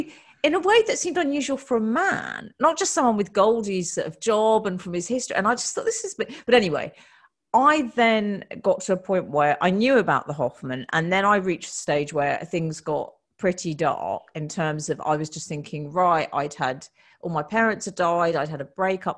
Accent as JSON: {"language": "English", "country": "United Kingdom", "said": "We're British women"}